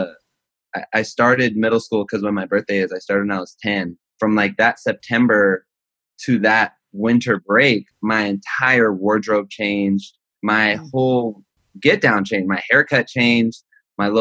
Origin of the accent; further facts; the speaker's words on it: Los Angeles, California, United States; I'm from Los Angeles, California, specifically the San Fernando Valley until I was like 16, and then everywhere